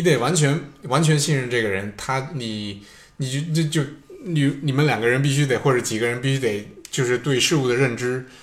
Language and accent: Chinese; China; now in Stockholm, Sweden; 留学生可能也算是说在国内长大的，包括我